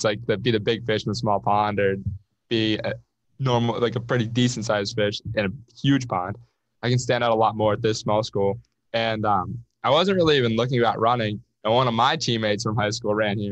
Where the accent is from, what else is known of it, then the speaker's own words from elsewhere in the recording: Oil City, Pennsylvania, United States; I'm from Oil City, which is an hour and a half south